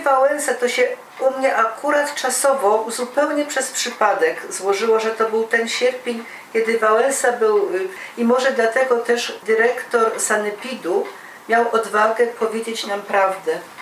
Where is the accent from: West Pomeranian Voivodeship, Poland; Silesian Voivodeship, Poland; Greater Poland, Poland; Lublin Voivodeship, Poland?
Silesian Voivodeship, Poland